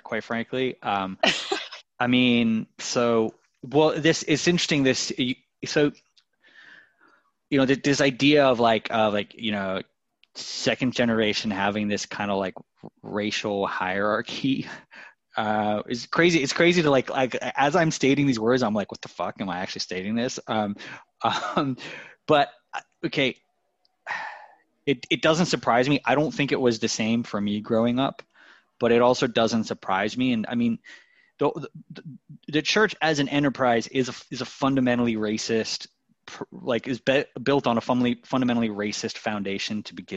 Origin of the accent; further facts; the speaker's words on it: East Coast of the US, United States; now in London, United Kingdom; growing up on the East Coast of the US